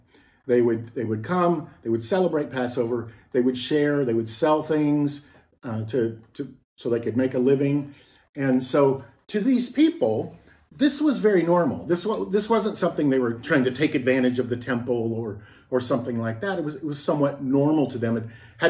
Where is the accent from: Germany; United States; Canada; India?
United States; Texas; moved away as an adult; also born or lived in Minnesota; I grew up in Texas for most of my life, but then moved to Minnesota when I was in my 20s